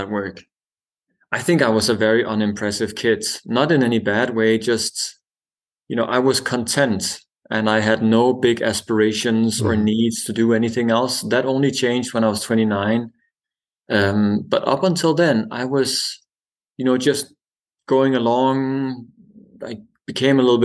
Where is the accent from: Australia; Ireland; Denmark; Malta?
Denmark; I was born on a small island in the Baltic Sea